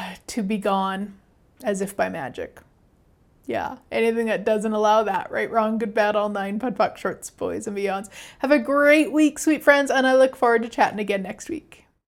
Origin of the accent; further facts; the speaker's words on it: Canada; I'm Canadian